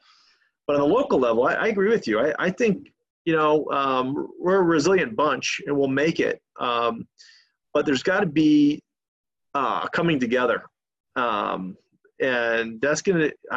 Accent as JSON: {"language": "English", "country": "United States"}